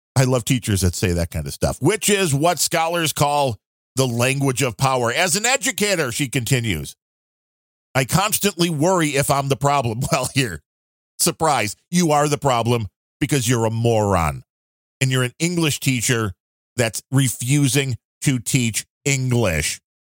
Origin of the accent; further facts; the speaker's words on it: United States; I'm an American.